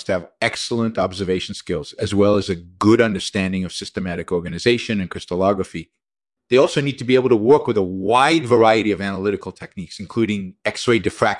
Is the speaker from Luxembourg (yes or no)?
no; Israel; moved away as an adult; also born or lived in England; I grew up in Israel, and I completed a BE in geological sciences and MS in mineralogy from the Hebrew University of Jerusalem.